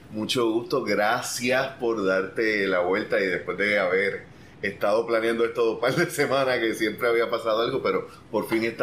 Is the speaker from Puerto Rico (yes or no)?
yes; Ponce, Puerto Rico; also born or lived in Argentina; Yo soy aquí de Ponce.